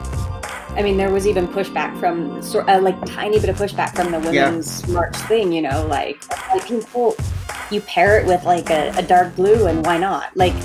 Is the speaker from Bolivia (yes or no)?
no; Woodland, California, United States; I grew up in Woodland.